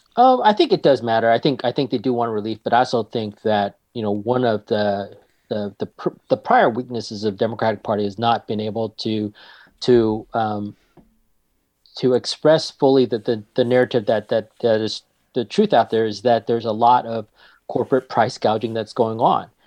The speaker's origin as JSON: {"language": "English", "town": "Marysville", "region": "California", "country": "United States", "tie": "born or raised there", "said": "I grew up in Marysville, which is about forty-five minutes north of here"}